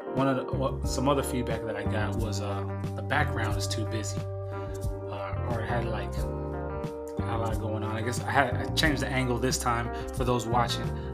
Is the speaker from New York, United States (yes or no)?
no; San Diego, California, United States; made in San Diego, California, my hometown